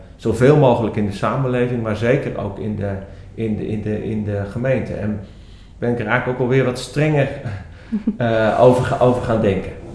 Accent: Netherlands; also born or lived in Belgium; als Nederlanders

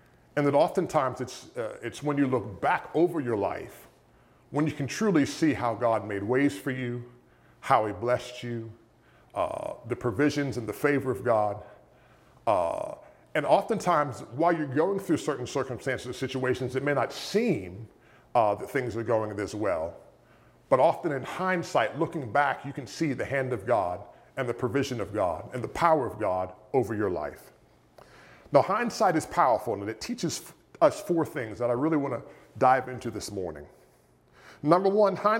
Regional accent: near Pittsburgh, Pennsylvania, United States; when I was a teenager growing up near Pittsburgh, Pennsylvania

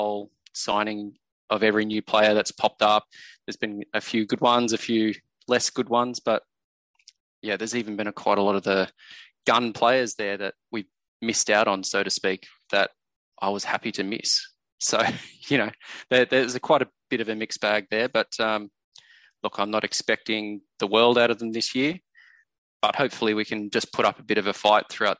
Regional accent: Central Coast, New South Wales, Australia; I grew up on the Central Coast where the Bears were here all the time

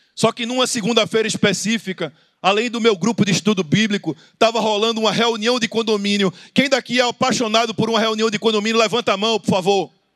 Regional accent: Recife, Pernambuco, Brazil; Eu sou do Recife

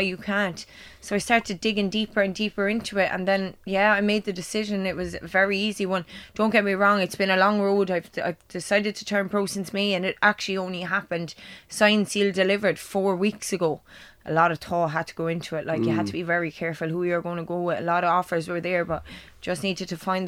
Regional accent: Clonmel, Munster, Ireland; Clamel, especially because it is my hometown

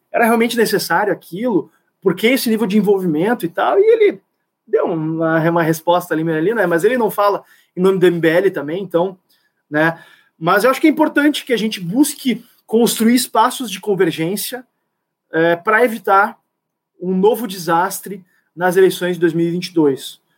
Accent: Rio Grande do Sul, Brazil

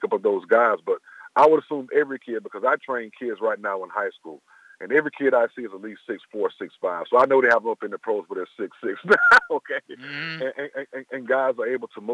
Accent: Tallahassee, Florida, United States; We're both from Tallahassee, Florida. I went to high school with each other.

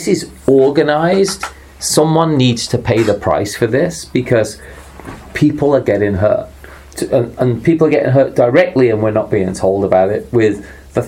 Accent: England, United Kingdom; moved away as an adult; now in United States; growing up in England

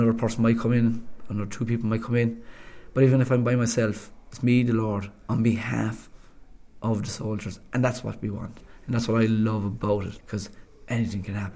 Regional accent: Cork, Munster, Ireland; moved away as an adult; also born or lived in Fermoy; now in Stafford, United Kingdom; I'm an Irishman from Cork

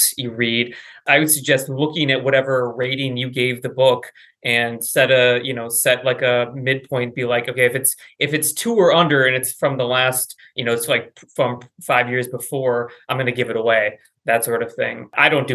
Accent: Wisconsin, United States; I grew up in Wisconsin

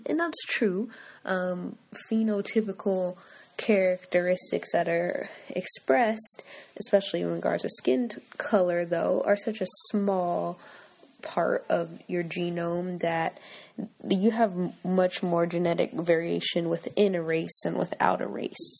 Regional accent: United States; I'm American

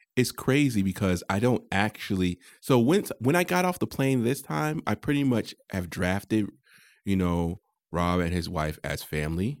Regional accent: Connecticut, United States; I'm from Connecticut.

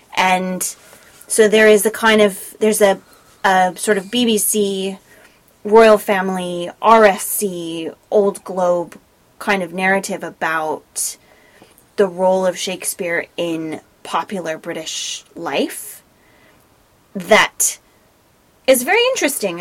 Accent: United States; as an American

